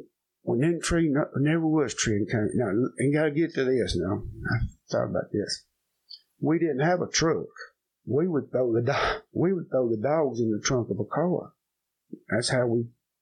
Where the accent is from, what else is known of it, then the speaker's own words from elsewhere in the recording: Virginia, United States; We're originally from Virginia.